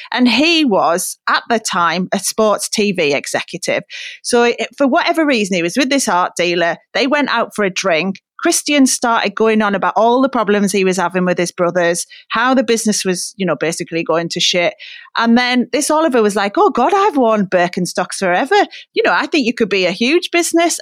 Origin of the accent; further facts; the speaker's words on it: Middlesbrough, North East England, United Kingdom; moved away; obviously my hometown